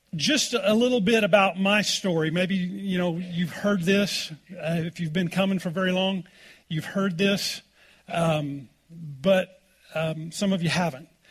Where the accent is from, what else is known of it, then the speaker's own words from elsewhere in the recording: Oklahoma, United States; growing up in Oklahoma